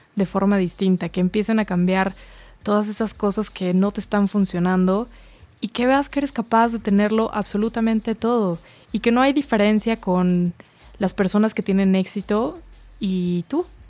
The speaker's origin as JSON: {"language": "Spanish", "country": "Mexico", "said": "como mexicanos"}